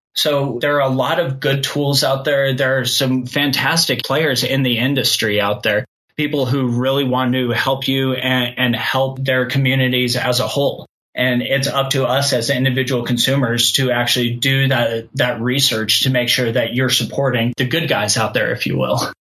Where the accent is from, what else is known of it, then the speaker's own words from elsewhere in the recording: Kansas, United States; moved away as an adult; also born or lived in Colorado; I grew up in Kansas and I moved to Colorado to go to school